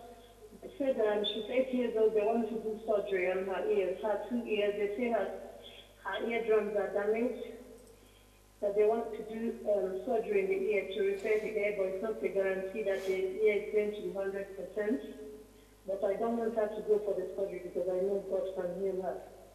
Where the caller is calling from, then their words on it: Italy; I'm calling from Italy.